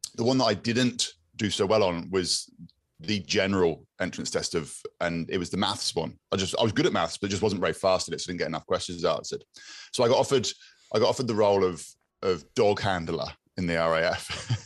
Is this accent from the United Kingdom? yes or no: yes; Exmouth, South West England, United Kingdom; I grew up in Exmouth